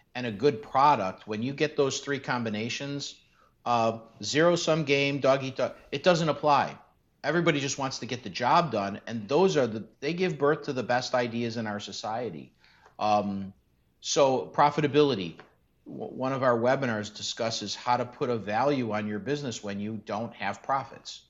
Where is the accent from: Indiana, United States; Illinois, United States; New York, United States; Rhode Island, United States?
Illinois, United States; Chicago; I grew up in North Austin in Chicago